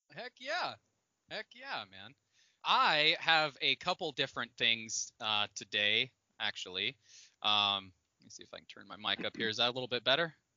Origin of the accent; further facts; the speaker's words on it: Indiana, United States; growing up in the Midwest, like I grew up in Indiana